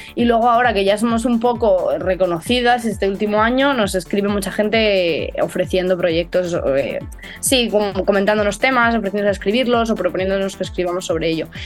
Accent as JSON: {"language": "Spanish", "region": "Castile", "country": "Spain", "said": "ser castellano en el siglo XXI es pues eso, pertenecer a una tierra un poco olvidada, por nosotros mismos muchas veces también"}